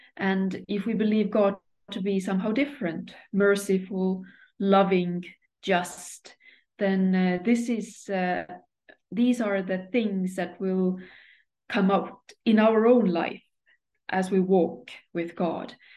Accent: Estonia; moved away as an adult; now in Sweden; I come from Estonia

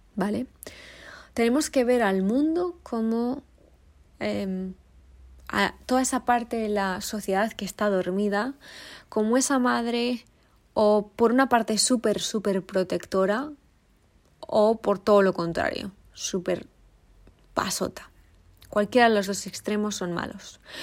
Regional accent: Spain; moved away as an adult; now in South Africa; yo como española

